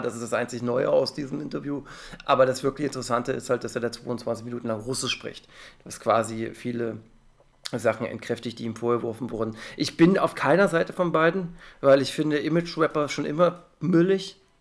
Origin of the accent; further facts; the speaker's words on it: Germany; als Deutscher